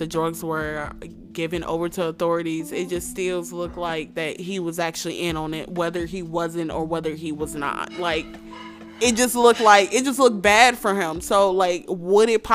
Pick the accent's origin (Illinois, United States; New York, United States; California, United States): Illinois, United States; Chicago; growing up in Chicago was like pretty rough